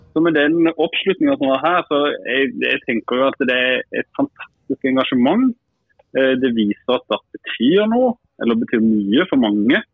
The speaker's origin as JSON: {"language": "Norwegian", "town": "Kristiansand", "region": "Sørlandet", "country": "Norway", "moved": "yes", "said": "Som sørlending"}